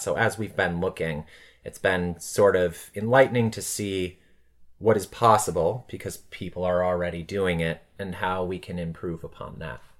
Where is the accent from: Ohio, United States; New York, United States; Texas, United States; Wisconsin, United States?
Wisconsin, United States; Blue Mounds; moved away as an adult; also born or lived in Chicago; now in Los Angeles, United States; I grew up in the small town of Blue Mounds, Wisconsin